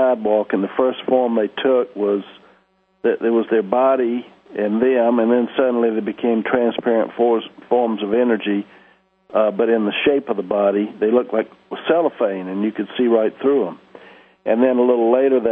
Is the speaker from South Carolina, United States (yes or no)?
yes; Columbia, South Carolina, United States; now in Kauai, United States; I grew up in Columbia, South Carolina, right over there where you are. And I live in Kauai now, out in the Hawaiian Islands